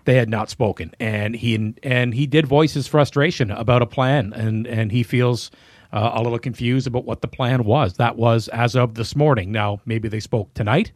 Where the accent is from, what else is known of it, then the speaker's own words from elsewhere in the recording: Carleton Place, Ontario, Canada; I'm originally from Carlton Place